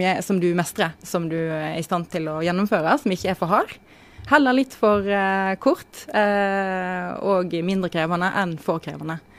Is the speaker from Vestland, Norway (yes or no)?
yes; Voss, Vestland, Norway; now in Oslo, Norway; Jeg er fra Voss